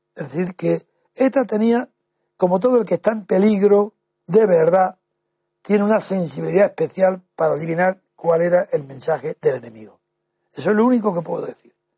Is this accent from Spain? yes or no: yes; Alhama de Granada, Andalusia, Spain; moved away; also born or lived in Jarandilla; nací en Alama de Granada